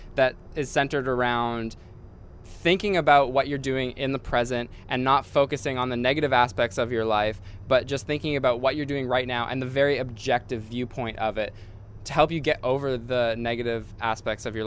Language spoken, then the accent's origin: English; Vancouver, British Columbia, Canada; I'm from Vancouver